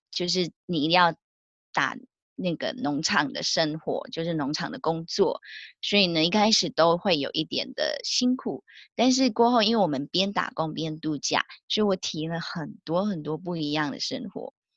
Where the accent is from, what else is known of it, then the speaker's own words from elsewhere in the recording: Malaysia; moved away as an adult; now in New Zealand; 我是来自马来西亚，但居住在纽西兰的